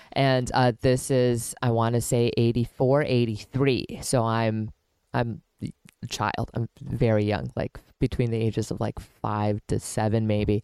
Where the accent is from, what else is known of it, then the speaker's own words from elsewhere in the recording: Milwaukee, Wisconsin, United States; moved away; I grew up in Milwaukee and then we moved to different suburbs and stuff like